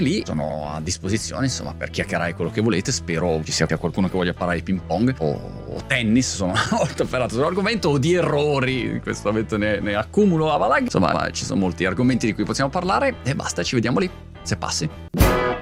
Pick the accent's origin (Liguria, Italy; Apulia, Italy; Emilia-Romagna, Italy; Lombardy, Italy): Lombardy, Italy; Milan; moved away; io sono originariamente di Milano